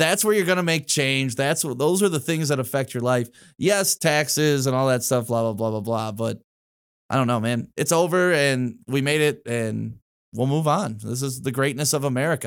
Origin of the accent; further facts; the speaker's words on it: Detroit, Michigan, United States; also born or lived in Novi, Michigan / Walled Lake, Michigan; I grew up in Detroit, then we moved out to Novi, uh, like Walled Lake area